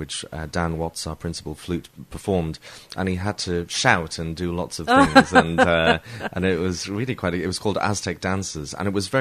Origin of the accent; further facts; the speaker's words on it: Newcastle upon Tyne, North East England, United Kingdom; I'm a Geordie. I was brought up in Newcastle upon Tyne.